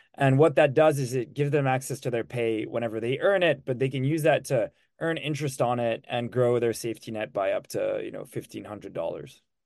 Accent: Switzerland; moved away as an adult; also born or lived in Lucerne; now in United States; I'm from Switzerland and I've been in the US for 10 years now

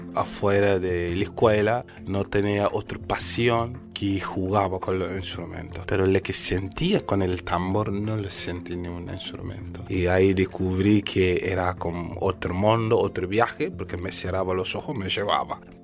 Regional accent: Senegal; Spanish is a second language; moved away as an adult; now in Argentina; soy de Senegal

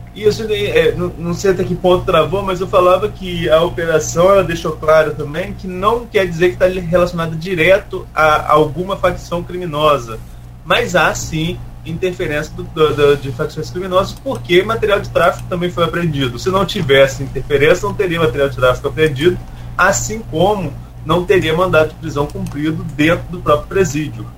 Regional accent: Atafona, Rio de Janeiro, Brazil; sigo Nossa Senhora da Penha, onde eu nasci, Etafona

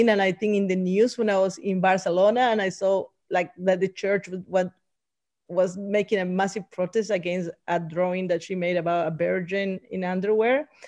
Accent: Bolivia; And I'm talking indigenous from Bolivia, that it represents us, that we were not again, the colonizers won't come and tell us our stories again and again and again.

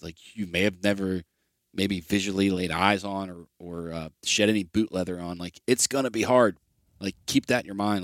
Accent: Ohio, United States; my home state of Ohio

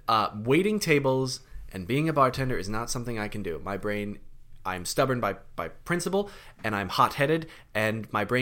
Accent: London, United Kingdom; I've been to London. I grew up in London.

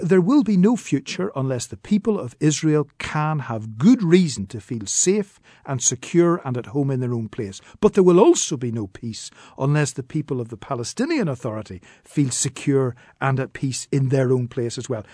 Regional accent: Northern Ireland, United Kingdom

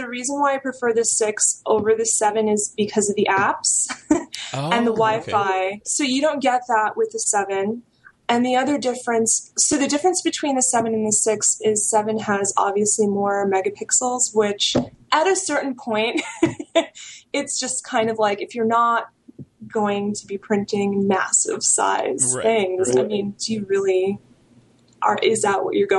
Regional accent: New York, United States; now in California, United States; I'm a New Yorker.

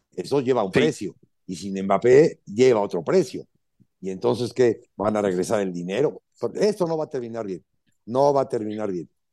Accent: Alvarado, Veracruz, Mexico; yo soy de Alvarado

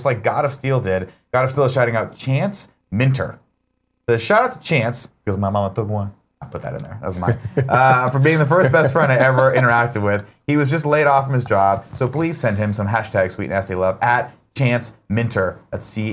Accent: United States; I'm American

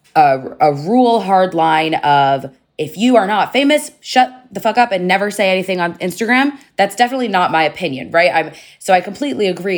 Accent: United States; as an American Jew

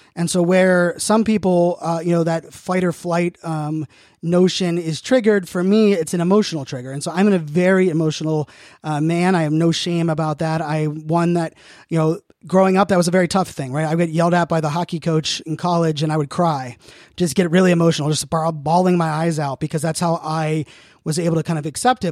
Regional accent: Virginia Beach, Virginia, United States; also born or lived in Pittsburgh, Pennsylvania / Phoenix, Arizona; now in Northern Virginia, United States; born and raised in Pittsburgh, Pennsylvania, grew up in Virginia Beach

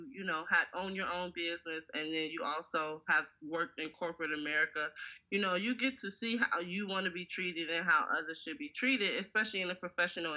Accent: Harvey, Illinois, United States; I'm born and raised in Harvey, Illinois. And when I say raised, I do mean that from 0 to 18

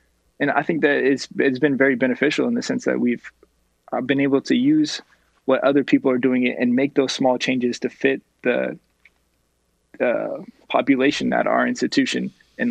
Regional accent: just outside of Sacramento, California, United States; moved away as an adult; also born or lived in Los Angeles, California; I'm from just outside of Sacramento, is my hometown in California.

